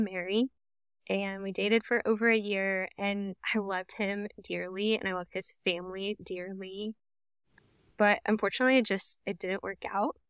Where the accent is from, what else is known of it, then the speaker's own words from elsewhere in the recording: Dallas, Texas, United States; moved away as an adult; also born or lived in Norman, Oklahoma / Tulsa, Oklahoma; now in Oklahoma, United States; I was raised in the Dallas area, in a suburb on the north side of Dallas.